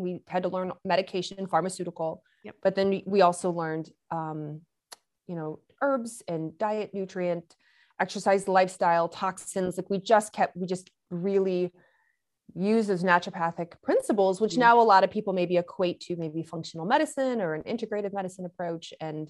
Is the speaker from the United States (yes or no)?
yes; Lexington, Kentucky, United States; also born or lived in Michigan; I grew up in Lexington, Kentucky. I'm not from there. I'm from Michigan. So I am a northerner, right? And, but I grew, believe it or not, due to my dad's job, we moved to Lexington, Kentucky.